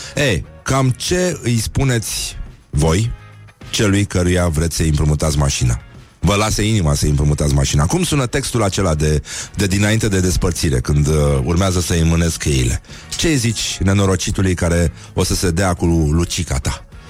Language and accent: Romanian; Brăila, Brăila County, Romania; sunt din Brăila